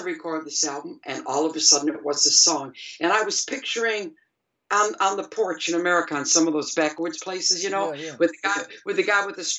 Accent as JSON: {"language": "English", "town": "Detroit", "region": "Michigan", "country": "United States", "also_born_or_lived": "England", "moved": "as an adult", "said": "we're all from Detroit"}